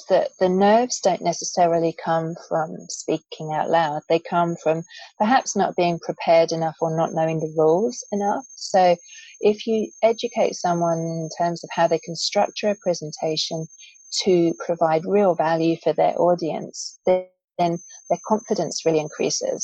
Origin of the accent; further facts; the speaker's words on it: England, United Kingdom; I grew up in England